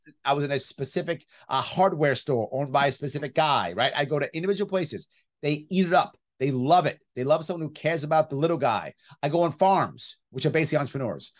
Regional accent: New York City, New York, United States; I grew up right outside Yankee Stadium

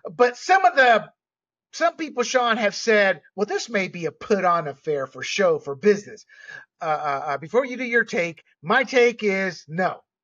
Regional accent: Panama; I grew up with cannabis because I was born and raised in Panama

